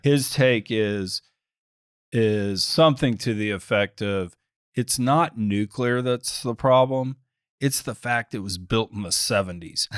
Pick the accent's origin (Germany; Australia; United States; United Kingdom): United States; I'm typical American